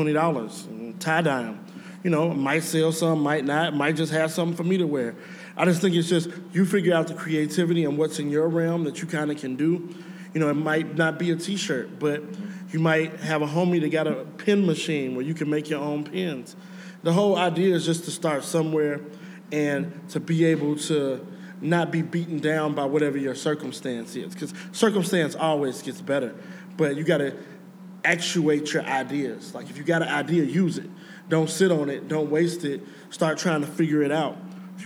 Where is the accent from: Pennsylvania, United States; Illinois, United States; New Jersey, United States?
Illinois, United States; Chicago; I'm from Chicago. I came from nothing. I grew up in the worst neighborhood in the city, Inglewood.